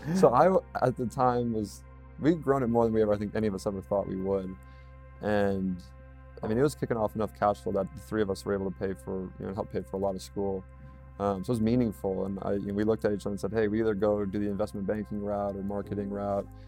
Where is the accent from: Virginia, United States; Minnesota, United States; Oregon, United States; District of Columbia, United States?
Minnesota, United States; Red Wing; moved away as an adult; also born or lived in North Carolina; I'm from Red Wing, Minnesota originally